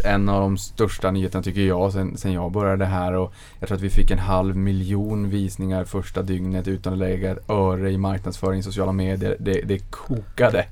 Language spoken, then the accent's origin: Swedish; Boden, Norrbotten County, Sweden